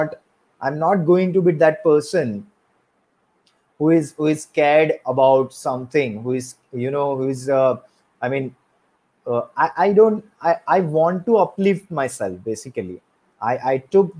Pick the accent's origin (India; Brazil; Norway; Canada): India; Surat, Gujarat; I'm from Surat, Gujarat, but originally I'm not from Surat.